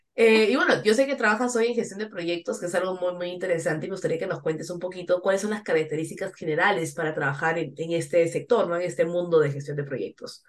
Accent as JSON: {"language": "Spanish", "country": "Peru", "moved": "yes", "said": "como peruanas y latinas que estamos fuera de nuestros países"}